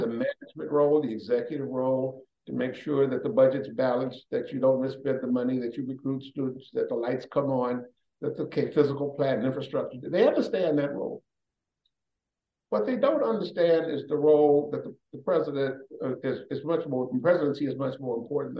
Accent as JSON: {"language": "English", "town": "Chicago", "region": "Illinois", "country": "United States", "tie": "born or raised there", "also_born_or_lived": "Canton / Maryland / Tennessee / New Jersey", "moved": "as an adult", "said": "I grew up in Chicago"}